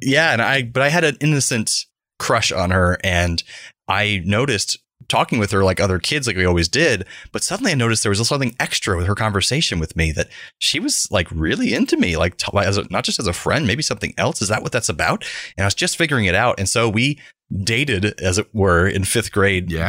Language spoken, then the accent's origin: English; Central Florida, United States; growing up in Central Florida in the 1990s